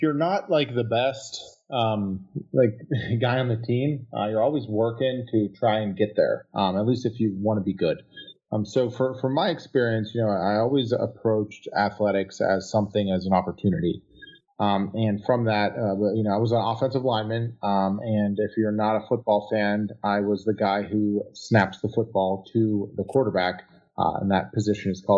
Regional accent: Pittsburgh, Pennsylvania, United States; I am from Pittsburgh, Pennsylvania. I grew up family of sort of blue collar background

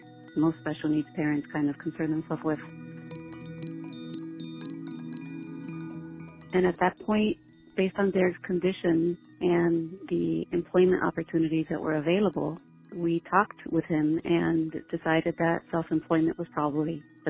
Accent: Pembroke Pines, Florida, United States; I'm from Pembroke Pines, Florida.

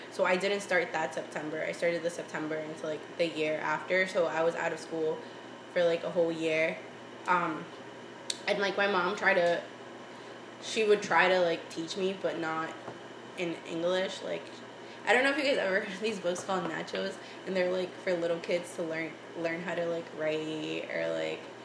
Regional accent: Boston, Massachusetts, United States; first language Spanish; English is a second language; also born or lived in Tegucigalpa, Honduras; growing up in East Boston though, like I still felt like I kept a lot of my like my Spanish and my culture

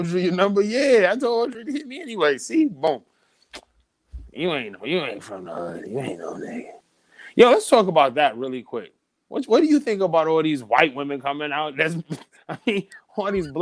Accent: Midwest, United States; I'm from the Midwest

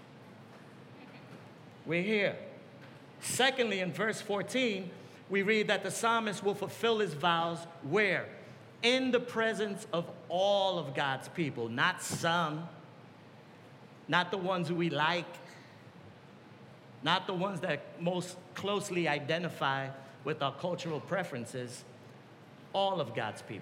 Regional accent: New York, United States; I come from New York.

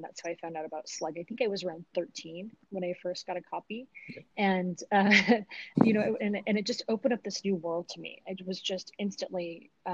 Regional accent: Utah, United States; growing up in Utah, it was a very different place than where it was today.

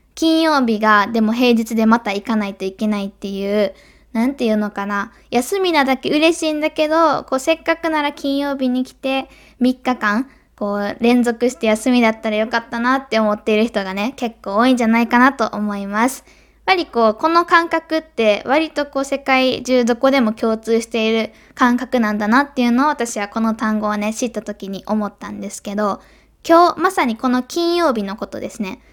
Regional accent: Kansai, Japan; accent: Kansai dialect; 多分関西弁なので

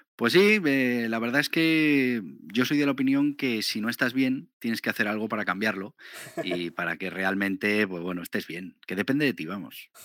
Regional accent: Navarre, Spain; Yo soy de Navarra

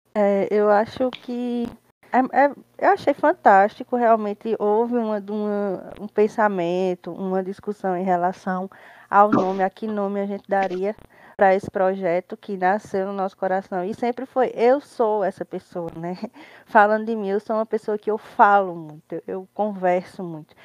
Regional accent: Campina Grande, Paraíba, Brazil; Moro, resido assim desde que eu me entendo por gente em Campina Grande, Paraíba

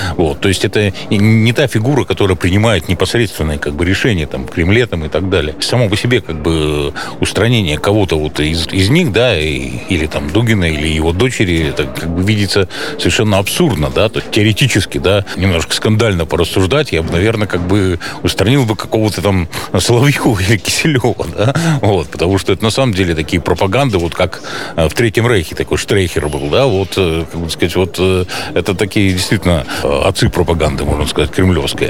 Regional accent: Republic of Karelia, Russia; moved away as an adult; also born or lived in Petrozavodsk; now in Estonia; я ведь родился в Карелии

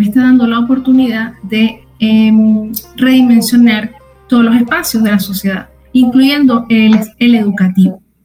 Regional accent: Venezuela; moved away as an adult; now in United States; yo soy venezolana, orgullosamente venezolana

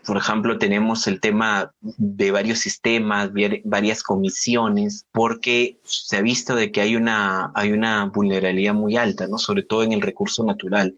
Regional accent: Piura, Peru; yo soy de una ciudad del norte de Piura, de, del norte de Perú, perdón, que se llama Piura

